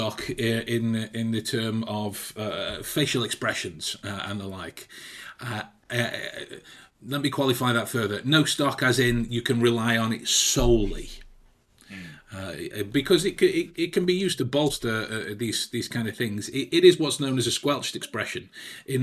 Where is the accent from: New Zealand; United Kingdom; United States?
United Kingdom; England; as an English person myself